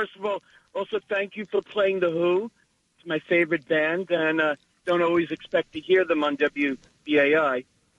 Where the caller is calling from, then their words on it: Staten Island, New York, United States; from Staten Island.